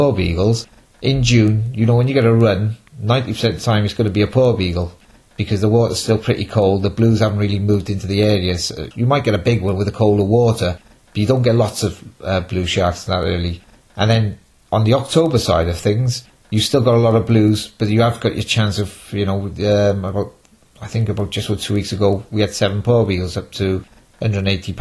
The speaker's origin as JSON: {"language": "English", "town": "Cardiff", "region": "Wales", "country": "United Kingdom", "also_born_or_lived": "Milford Haven", "said": "I'm from Cardiff"}